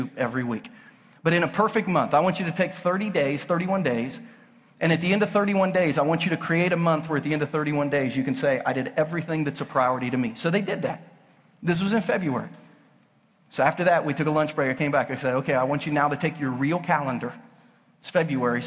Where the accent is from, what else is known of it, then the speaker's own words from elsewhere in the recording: Southern Ohio, United States; now in Lee's Summit, United States; I grew up in Southern Ohio.